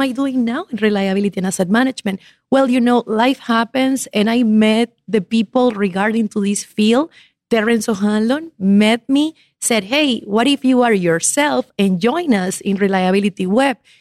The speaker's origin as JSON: {"language": "English", "country": "Ecuador", "tie": "born or raised there", "also_born_or_lived": "Havana, Cuba", "moved": "as an adult", "lives_now": "United States", "said": "I was born in La Habana, Cuba, grew up in Ecuador"}